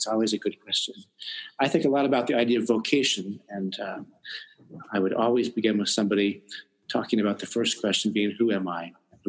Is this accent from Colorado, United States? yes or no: yes; Monte Vista, Colorado, United States; also born or lived in California / Washington, D.C. / Virginia; now in Vancouver, Canada; I was born in the most beautifully named town in America, I think, called Monte Vista, Colorado.